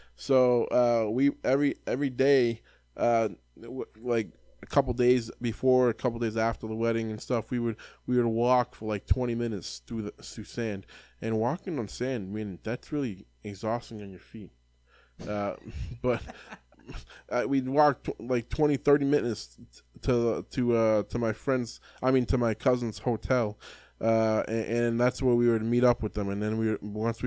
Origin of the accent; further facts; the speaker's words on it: Lawrence, Massachusetts, United States; I was born in Lawrence, which is like Dominican Republic, basically.